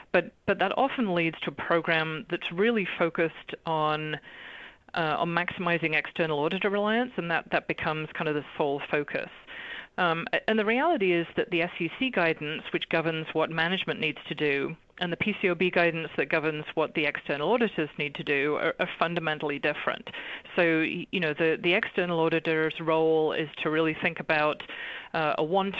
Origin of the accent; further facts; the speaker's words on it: England, United Kingdom; now in Los Angeles, United States; So you might be asking, why is an English girl talking about a US regulation? But the reality is I've been in the US for over 25 years now